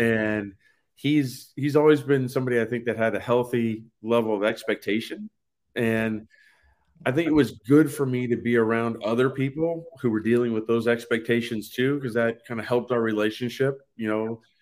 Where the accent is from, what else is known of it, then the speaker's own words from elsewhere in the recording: Poway, California, United States; moved away; also born or lived in San Diego, California / Kansas; I'm from San Diego, California. My parents moved to a, a small town at that time called Poway, uh, North San Diego